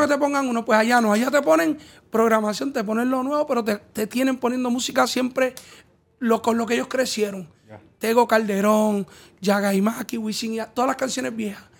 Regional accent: Puerto Rico; somos puertorriqueños

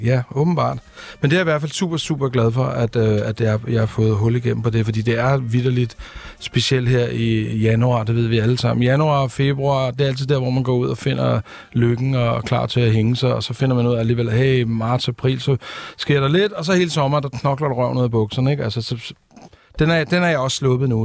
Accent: Copenhagen, Capital Region of Denmark, Denmark; jeg kommer fra Amager

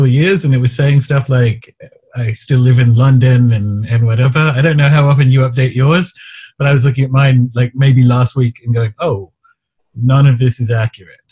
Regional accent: Newcastle, New South Wales, Australia; I grew up in Newcastle, Australia

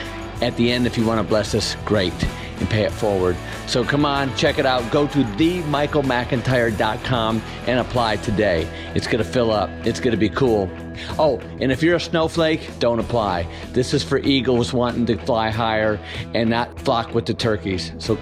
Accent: Michigan, United States; I grew up in Michigan and come from a divorced family and five kids.

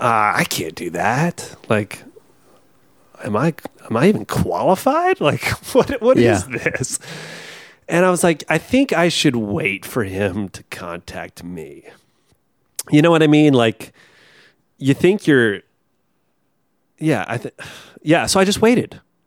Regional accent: the South, United States; We connect over growing up in the South

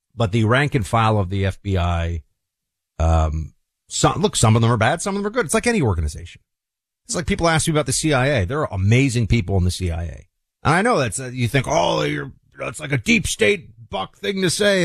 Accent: New York City, New York, United States; my hometown, on my city

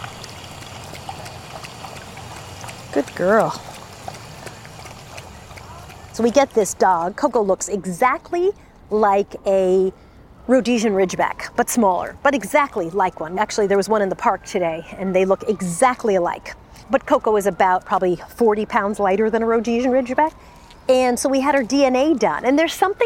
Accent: United States; I'm an American.

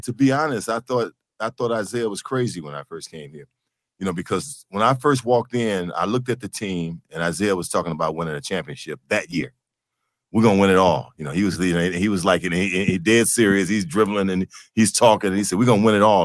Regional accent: Detroit, Michigan, United States; as a kid growing up, you know, on the east side of Detroit

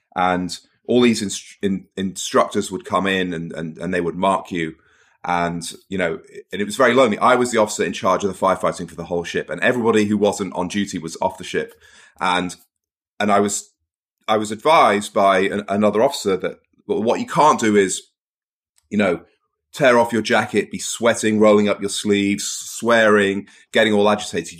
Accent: Cheshire, North West England, United Kingdom; also born or lived in Portsmouth / Manchester; I was born in Portsmouth. I grew up mostly in the north of England, Cheshire

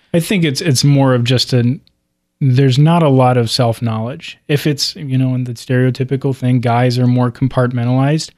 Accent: Cincinnati, Ohio, United States; moved away; also born or lived in Dallas; growing up in Cincinnati

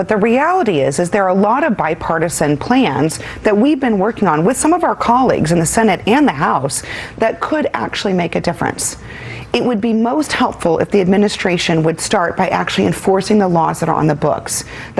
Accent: Arizona, United States; anyone who lives in a border state like I do, born and raised in Arizona

